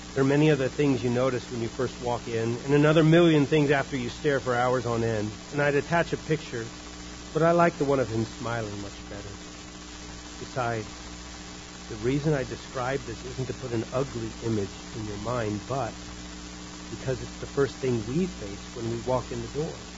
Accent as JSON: {"language": "English", "country": "United States", "said": "we are American Christians"}